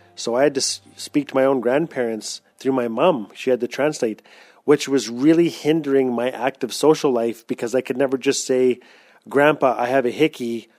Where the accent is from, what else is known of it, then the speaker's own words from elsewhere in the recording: Fort Smith, Northwest Territories, Canada; I'm Tlicho Dene from Fort Smith, Northwest Territories